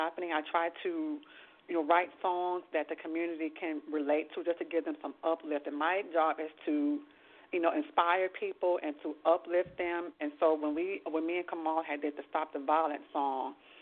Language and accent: English; Houston, Texas, United States; now in New York, United States; I grew up in the projects in Third Ward called Kenny Home. That's where I grew up at.